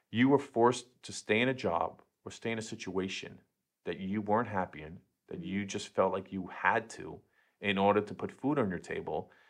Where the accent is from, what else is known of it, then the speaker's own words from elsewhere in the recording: Queens, New York, United States; now in Brooklyn, United States; I'm in Brooklyn now, but born and raised in Queens.